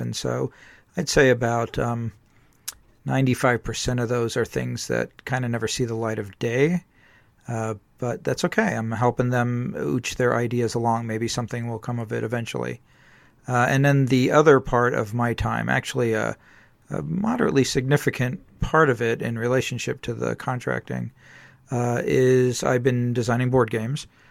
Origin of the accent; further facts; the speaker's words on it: San Diego, California, United States; I grew up in San Diego